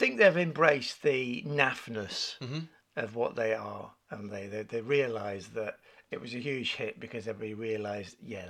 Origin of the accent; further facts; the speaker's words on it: England, United Kingdom; But we pronounce it because we're English.